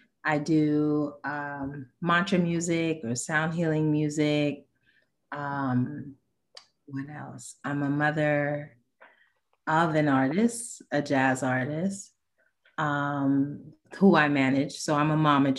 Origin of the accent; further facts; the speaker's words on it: New York City, New York, United States; moved away as an adult; now in Wilmington, United States; not my hometown, because I grew up in the Bronx in New York, but I have the town that I claim because I moved here when I was 21